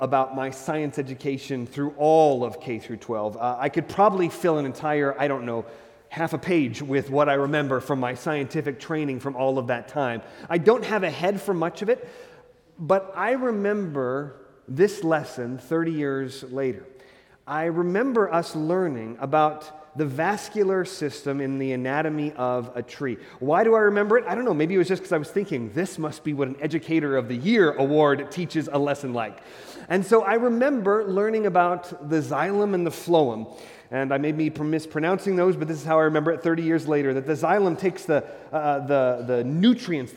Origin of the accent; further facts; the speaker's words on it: Hastings, Nebraska, United States; moved away; I was from Hastings, not a really big town in the state of Nebraska